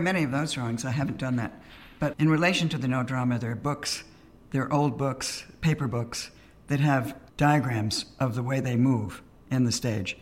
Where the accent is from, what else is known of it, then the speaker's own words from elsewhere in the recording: New York, United States; I grew up in New York